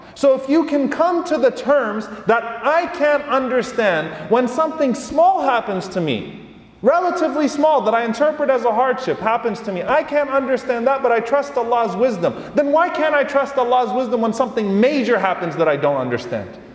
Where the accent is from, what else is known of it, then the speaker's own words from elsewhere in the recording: United States; the privilege that we've had as American Muslims this entire time